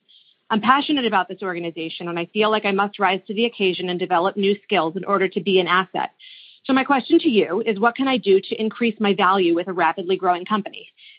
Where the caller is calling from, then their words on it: Long Island, New York, United States; I'm calling you from Long Island.